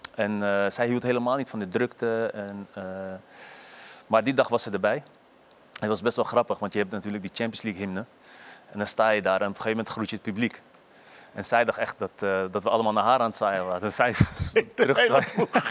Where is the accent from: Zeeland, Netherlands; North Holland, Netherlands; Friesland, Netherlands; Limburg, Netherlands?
North Holland, Netherlands; Amsterdam area; moved away as an adult; Weg uit de omgeving Amsterdam